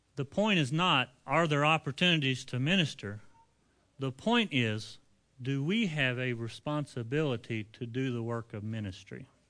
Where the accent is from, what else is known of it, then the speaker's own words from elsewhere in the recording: United States; we are American men with busy lifestyles